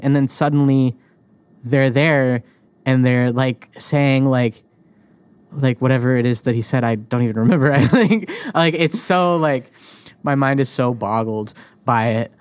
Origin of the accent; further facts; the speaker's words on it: New England, United States; I grew up in New England